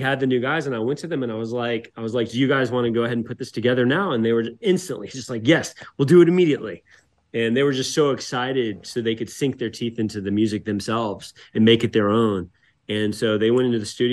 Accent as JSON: {"language": "English", "town": "Atlanta", "region": "Georgia", "country": "United States", "tie": "born or raised there", "said": "I grew up in the South"}